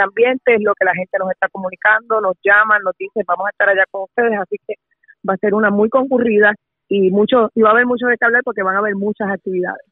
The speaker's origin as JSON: {"language": "Spanish", "town": "Carolina", "country": "Puerto Rico", "said": "Yo soy residente de Carolina"}